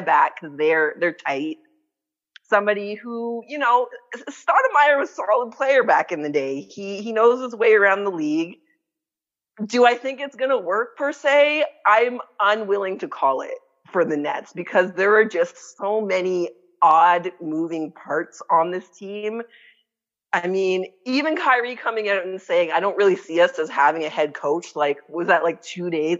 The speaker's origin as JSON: {"language": "English", "country": "Canada", "said": "I'm Canadian"}